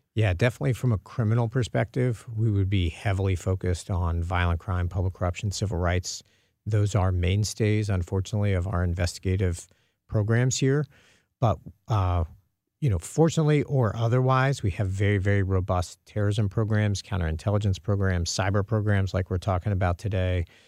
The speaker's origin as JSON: {"language": "English", "town": "Dallas", "region": "Texas", "country": "United States", "tie": "born or raised there", "moved": "yes", "lives_now": "St. Louis, United States", "said": "I'm originally from the Dallas area."}